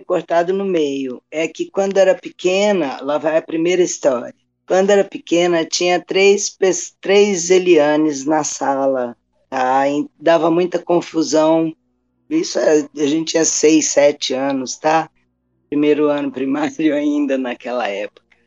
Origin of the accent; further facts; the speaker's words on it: São Paulo, Brazil; moved away as an adult; now in Cambuquira, Brazil; eu sou de São Paulo